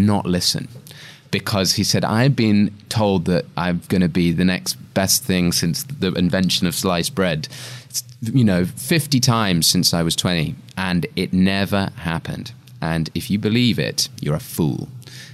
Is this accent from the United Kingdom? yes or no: yes; England, United Kingdom; being English again.